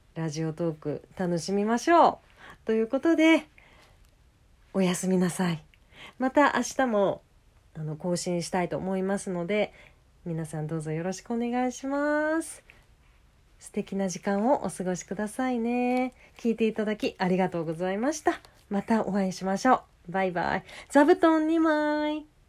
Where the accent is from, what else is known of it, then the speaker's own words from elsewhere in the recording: Aso, Kumamoto, Japan; moved away; 熊本県出身なんですよ私